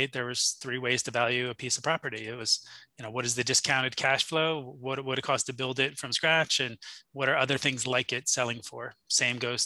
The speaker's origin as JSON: {"language": "English", "area": "Jersey Shore", "region": "New Jersey", "country": "United States", "tie": "born or raised there", "said": "I grew up on the Jersey Shore in a really nice town and area"}